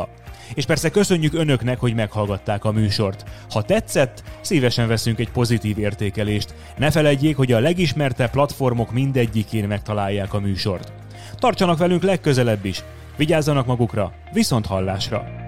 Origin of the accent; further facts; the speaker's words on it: Hungary; moved away; also born or lived in Budapest agglomeration; vidéken nőttem fel